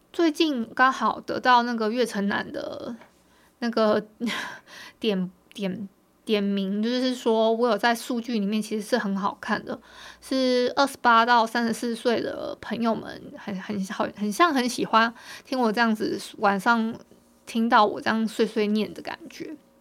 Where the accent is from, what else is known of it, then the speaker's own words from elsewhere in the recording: Hualien County, Taiwan; 我们今天我们花莲这边是大太阳的